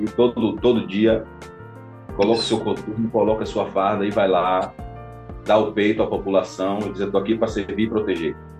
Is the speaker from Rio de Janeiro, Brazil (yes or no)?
no; Amargosa, Bahia, Brazil; now in Porto, Portugal; a cidade de Amargosa, é, é minha cidade